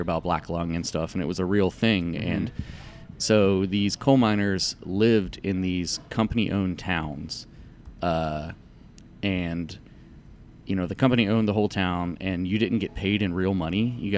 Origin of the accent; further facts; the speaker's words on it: Southern United States, United States; I grew up in the South, it's Southern food, but it's also just like, more importantly than anything, I think it's just like seasonal food.